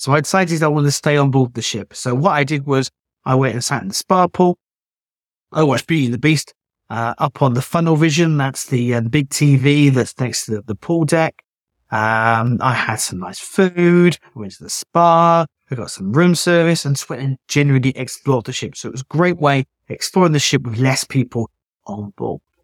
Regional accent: United Kingdom; I'm British

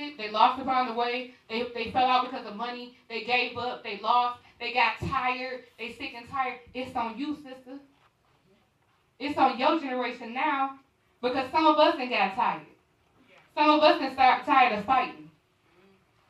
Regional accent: Detroit, Michigan, United States; moved away as an adult; I'm originally from Detroit, Michigan.

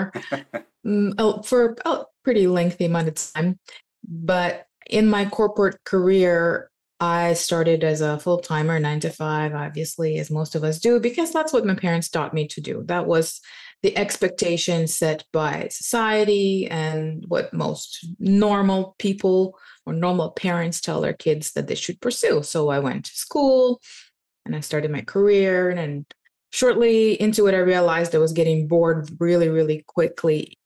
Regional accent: Ukraine; also born or lived in Canada; now in Mexico; I was born in Ukraine

